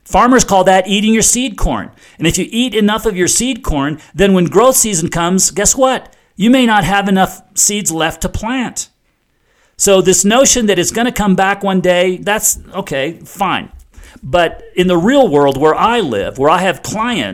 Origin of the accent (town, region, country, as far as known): United States